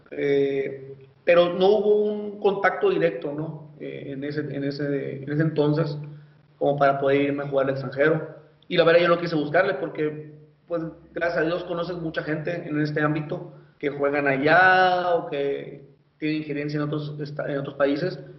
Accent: Magdalena de Kino, Sonora, Mexico; yo soy de Magdalena, Sonora, yo ahí radico, eh, eh, ahí estamos con mi familia, eh, mi esposa, mis hijos y mamá, mis hermanos.

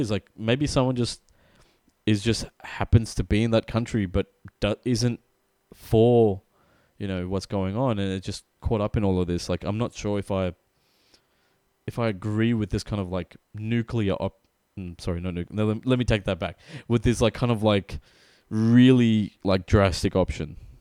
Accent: Australia; We are from Australia

